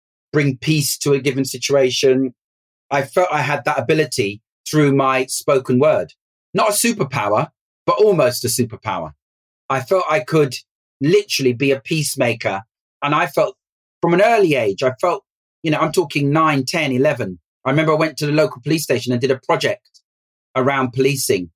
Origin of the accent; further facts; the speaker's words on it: London, United Kingdom; I grew up in West London